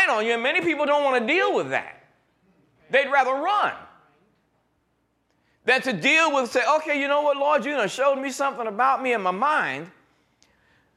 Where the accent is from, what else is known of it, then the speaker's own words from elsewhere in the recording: New York, United States; growing up in New York